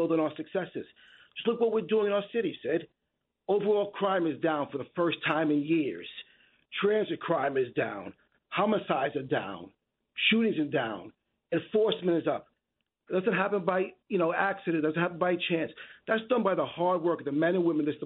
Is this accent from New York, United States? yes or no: yes; New York City, New York, United States; as a kid growing up in the Bronx as a teenager in the 80s